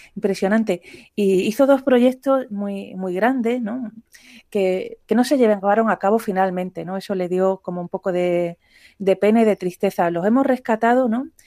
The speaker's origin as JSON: {"language": "Spanish", "region": "Andalusia", "country": "Spain", "said": "como yo soy andaluza"}